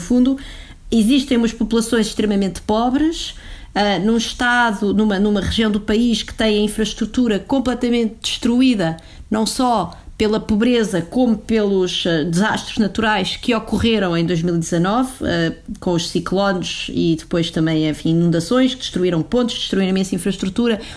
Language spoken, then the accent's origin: Portuguese; Portugal; enquanto portugueses